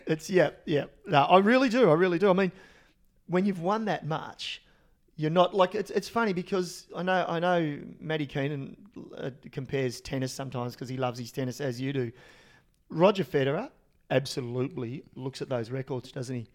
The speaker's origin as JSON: {"language": "English", "country": "Australia", "said": "as an Australian and as a really young kid"}